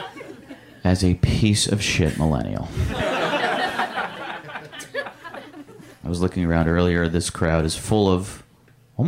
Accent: Michigan, United States; moved away; I'm from Michigan

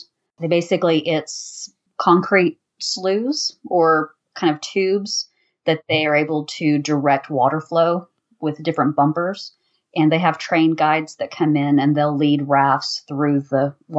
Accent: Southern California, United States; moved away as an adult; now in Oklahoma City, United States; I am a transplant. I grew up in Southern California, about 2 hours east of San Diego, and the military brought me to Oklahoma City a couple of decades ago. And we've been here off and on for three times now

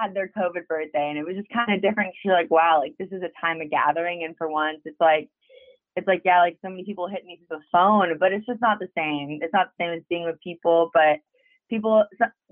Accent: Florida, United States; also born or lived in Nashville; now in Los Angeles, United States; I'm originally from Florida

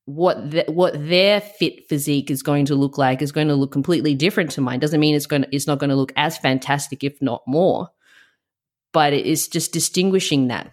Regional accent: Australia; also born or lived in Melbourne; I moved back to my hometown.

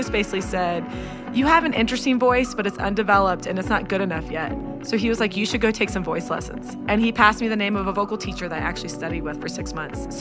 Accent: Houston, Texas, United States; I was born and raised in Houston, Texas

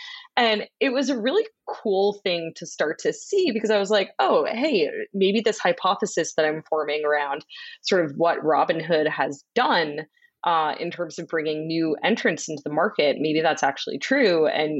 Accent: Boston, Massachusetts, United States; I grew up in Boston, so I was a Boston sports fan.

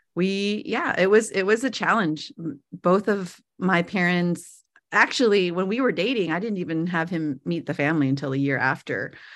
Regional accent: San Jose, California, United States; moved away; born and raised in San Jose, California.

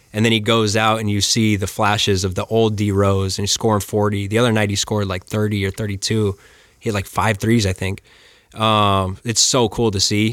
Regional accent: Flagstaff, Arizona, United States; I grew up in Flagstaff

